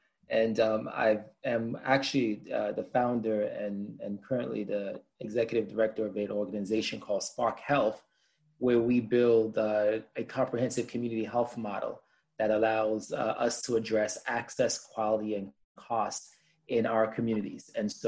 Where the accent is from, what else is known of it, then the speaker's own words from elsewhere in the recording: New York City, New York, United States; I am of Haitian descent and I was born in Brooklyn, New York. My parents are Haitian and I'm a proud New Yorker.